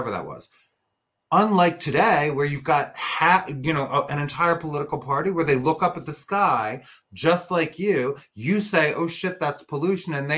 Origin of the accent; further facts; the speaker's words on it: New Jersey, United States; where I grew up here in New Jersey was a small Republican town